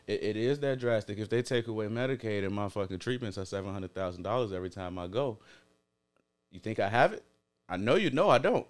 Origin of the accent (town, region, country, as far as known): Chicago, Illinois, United States